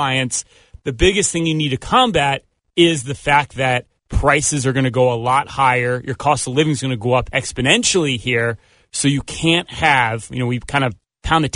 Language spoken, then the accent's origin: English; Philadelphia, Pennsylvania, United States; we're from Philadelphia.